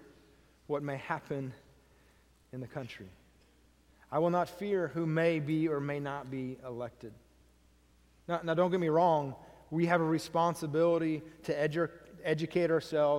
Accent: United States; me as an American

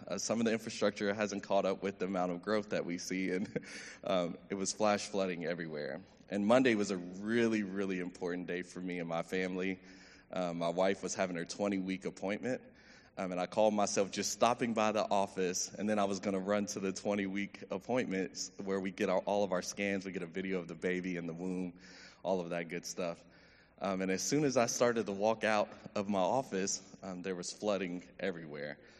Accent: Meadow Creek, Texas, United States; I grew up in Meadow Creek, um, son of two educators

